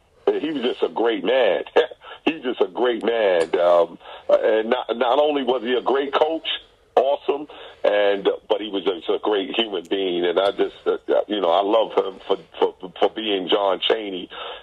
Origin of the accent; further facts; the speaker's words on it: New York City, New York, United States; I'm from Queens